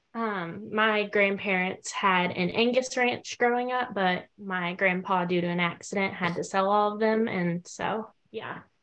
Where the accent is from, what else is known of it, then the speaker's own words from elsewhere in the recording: Denton, Texas, United States; I'm originally from Denton, Texas, and I'm currently attending school at Texas A&M University